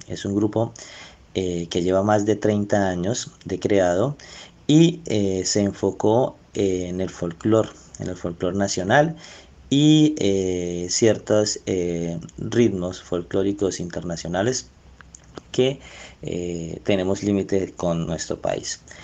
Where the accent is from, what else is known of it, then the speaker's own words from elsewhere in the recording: Colombia; lo que nosotros somos como colombianos